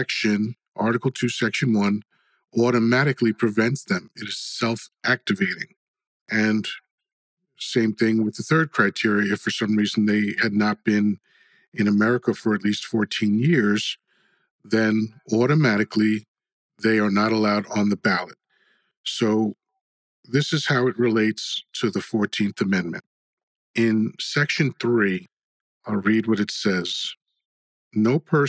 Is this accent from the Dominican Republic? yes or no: yes; Dominican Republic; now in United States; I was born in the Dominican Republic.